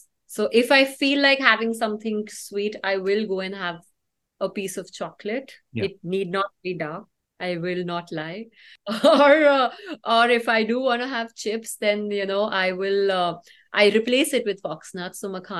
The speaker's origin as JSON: {"language": "English", "region": "North India", "country": "India", "said": "Although I am from North India, so North India believes in the opposite. We are wheat eaters"}